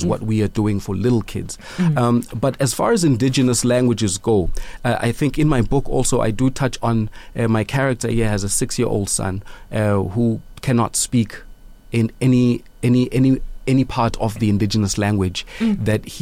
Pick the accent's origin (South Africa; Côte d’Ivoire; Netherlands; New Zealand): South Africa; Mthatha, Eastern Cape; also born or lived in Johannesburg; now in Malawi; growing up in the Transkei